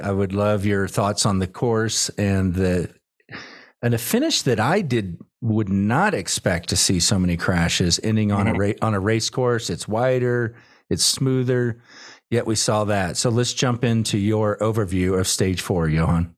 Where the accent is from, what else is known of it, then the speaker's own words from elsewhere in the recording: Austin, Texas, United States; my hometown of Austin